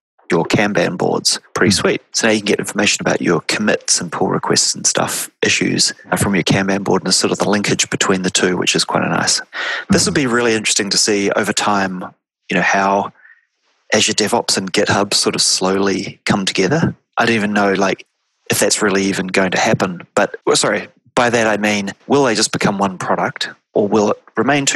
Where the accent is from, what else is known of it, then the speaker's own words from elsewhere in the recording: Wellington, New Zealand; moved away; Originally, I say, oh, I'm from New Zealand. And they say, where in New Zealand? And I say, Wellington.